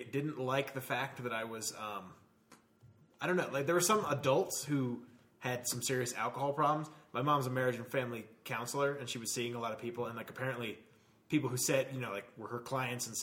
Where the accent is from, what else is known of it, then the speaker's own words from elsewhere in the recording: Norman, Oklahoma, United States; I was from Norman, Oklahoma